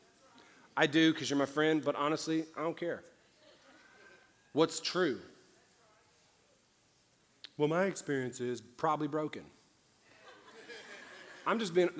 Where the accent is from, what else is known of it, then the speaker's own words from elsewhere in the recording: New Orleans, Louisiana, United States; I'm from New Orleans. I was the only white kid in the apartments I grew up